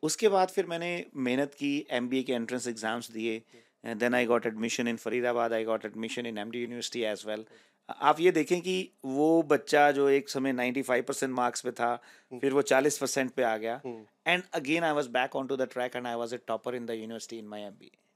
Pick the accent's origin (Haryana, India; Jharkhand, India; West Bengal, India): Haryana, India; Rohtak; moved away as an adult; now in Canada; मैं बेसिकली रोहतक से बिलोंग करता हूँ it's an it's city in Haryana